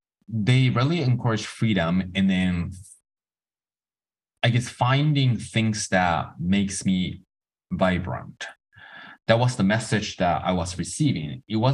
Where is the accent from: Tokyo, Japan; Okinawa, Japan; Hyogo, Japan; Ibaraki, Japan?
Tokyo, Japan; So I was born in Tokyo, raised by two artists.